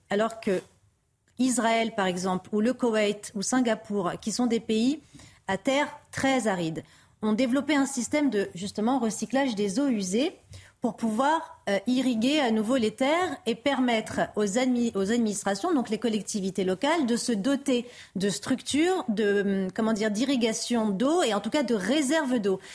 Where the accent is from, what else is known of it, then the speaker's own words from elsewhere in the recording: France; en tant que Français, en tant que citoyens